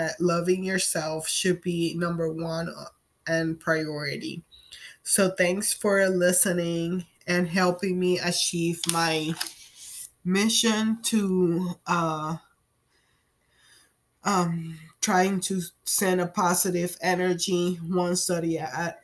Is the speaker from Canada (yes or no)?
no; Puerto Rico; I am from Puerto Rico